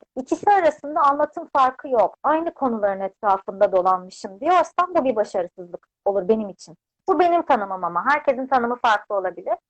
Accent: Adapazarı, Sakarya, Turkey; moved away as an adult; now in Istanbul, Turkey; ben 92 yılında Adapazarı'nda doğdum. İlk ve orta öğretimimi, lise öğrenimimi orada tamamladım.

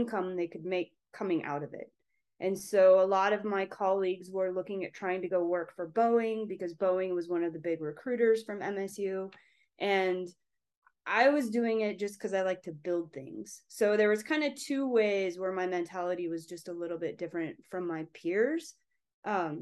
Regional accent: Pocatello, Idaho, United States; moved away as an adult; also born or lived in Bozeman, Montana; now in Salt Lake City, United States; I grew up in Pocatello, Idaho

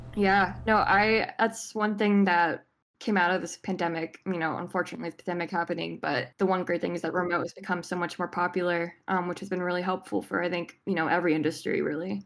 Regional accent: Richmond, Virginia, United States; I'm from uh, Richmond, Virginia

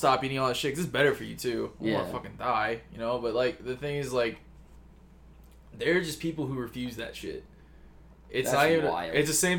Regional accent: Tennessee, United States; moved away; also born or lived in Texas; I grew up, like, in, like, Tennessee

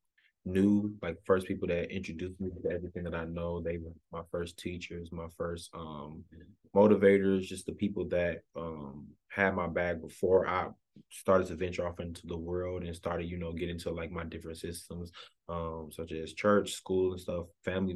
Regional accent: Chicago, Illinois, United States; also born or lived in Alabama; Grew up on the south side of Chicago

